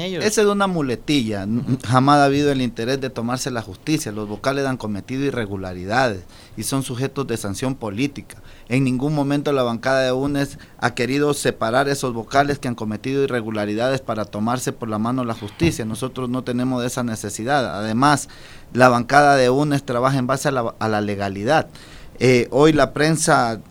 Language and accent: Spanish; Ecuador; como ecuatoriano